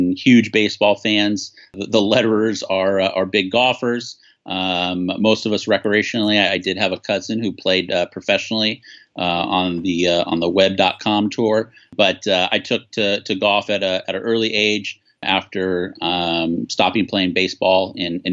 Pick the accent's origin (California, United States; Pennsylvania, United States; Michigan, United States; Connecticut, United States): California, United States; Long Beach; also born or lived in Santa Barbara / San Diego; Born and raised in Long Beach.